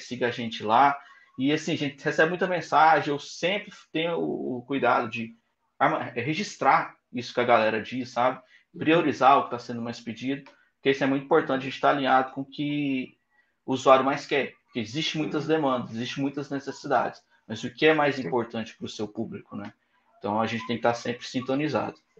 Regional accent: Goiânia, Goiás, Brazil; eu sou de Goiânia

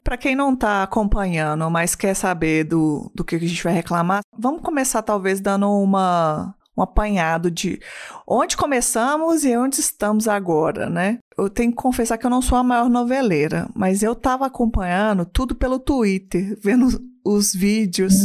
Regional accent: Belo Horizonte, Minas Gerais, Brazil; eu sou uma mulher cis, branca, lésbica de Belo Horizonte

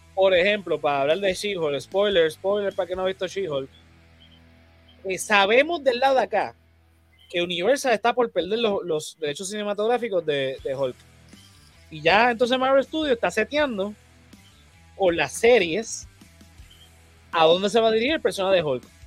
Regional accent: Puerto Rico; nosotros como puertorriqueños

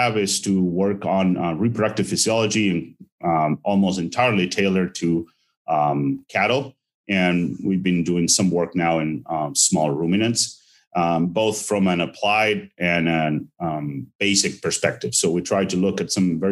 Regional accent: Argentina; moved away as an adult; also born or lived in Saskatchewan, Canada / Madison, Wisconsin, United States; now in Ohio, United States; I'm originally from Argentina. I was raised there and actually attended veterinary school there and finished in 2009

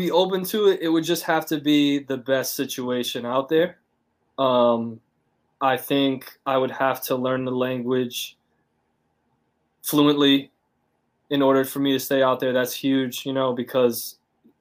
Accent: United States; moved away as an adult; now in China; we're both American from the same place

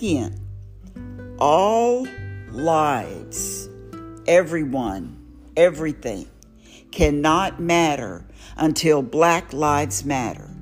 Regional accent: Houston, Texas, United States; also born or lived in Waco, Texas; I am a native Houstonian, I guess you could say. I was born in Waco, Texas, on a military base, and my parents came here, and I've been here ever since.

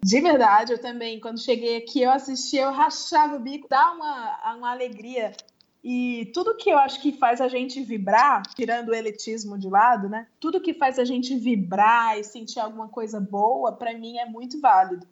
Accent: Ceará, Brazil; moved away as an adult; now in São Paulo, Brazil; eu já tive um só meu numa agência pequena lá de Fortaleza, que eu sou do Ceará

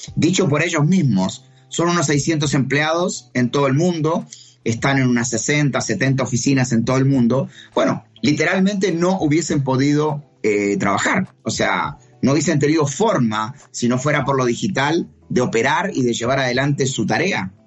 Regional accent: Uruguay; now in Chile; yo vivo en Chile, soy uruguayo, pero radicado en Chile

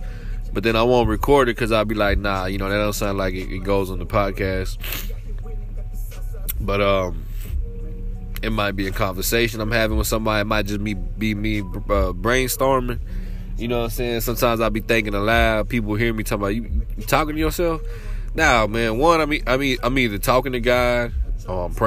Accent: Waco, Texas, United States; I'm from Waco, Texas.

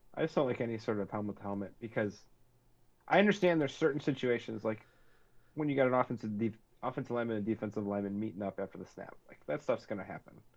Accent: northern Wisconsin, United States; we grew up north in Wisconsin.

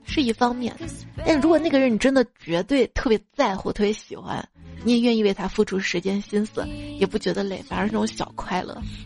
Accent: Northwest China, China; 那我是西北人

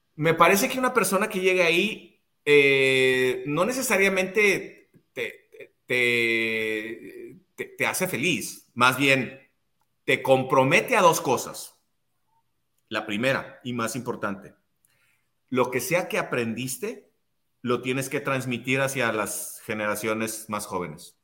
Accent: Ciudad Juárez, Chihuahua, Mexico; soy de Ciudad Juárez, nací en dos cuartos de adobe

